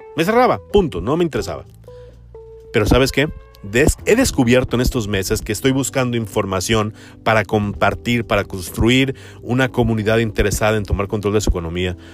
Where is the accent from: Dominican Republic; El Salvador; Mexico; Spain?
Mexico